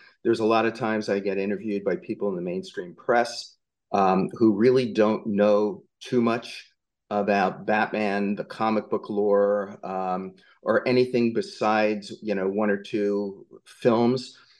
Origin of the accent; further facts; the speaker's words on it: just outside of Asbury Park, New Jersey, United States; I grew up just outside of Asbury Park, New Jersey.